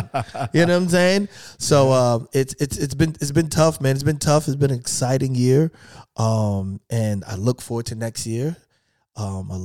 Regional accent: New York City, New York, United States; now in Philadelphia, United States; I'm from Brooklyn

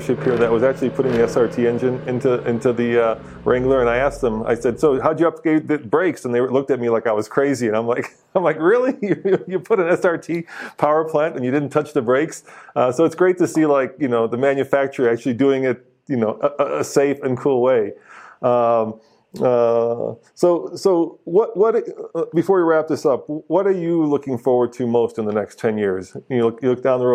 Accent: Prague, Czechia; now in United States; I was born in Prague in the Czech Republic, and when my parents came here

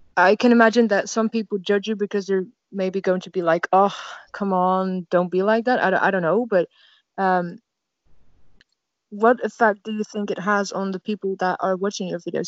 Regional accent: Netherlands; I'm from the Netherlands

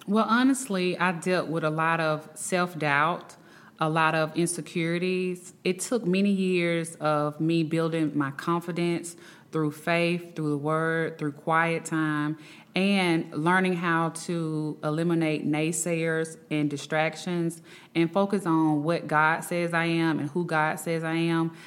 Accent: Birmingham, Alabama, United States; I am from Birmingham, Alabama

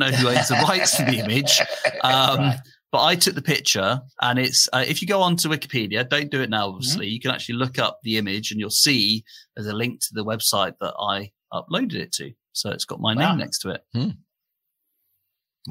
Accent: Norfolk, East of England, United Kingdom; now in Cambridge, United Kingdom; I'm from Norfolk, where we say, you know, we speak like that in Norfolk.

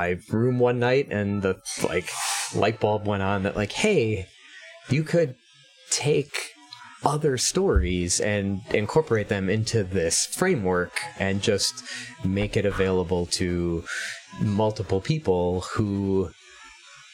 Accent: Sheboygan, Wisconsin, United States; a college near my hometown of Sheboygan, Wisconsin

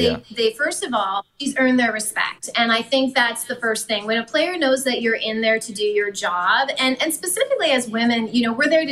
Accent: Manitoba, Canada; growing up in Manitoba

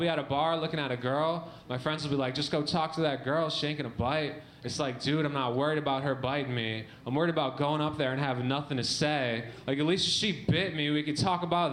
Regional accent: Michigan, United States; I grew up in Michigan

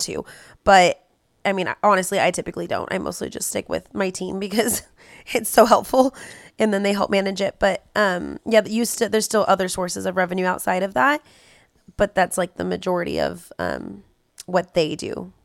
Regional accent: California, United States; We're from California.

